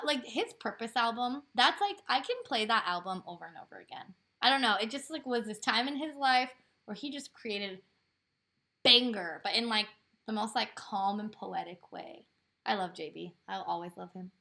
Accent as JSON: {"language": "English", "town": "Portland", "country": "United States", "said": "We're from Portland"}